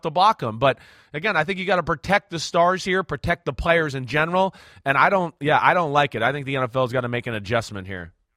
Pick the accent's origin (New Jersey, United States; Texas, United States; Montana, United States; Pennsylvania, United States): New Jersey, United States; In Jersey, we were a bunch of meatheads.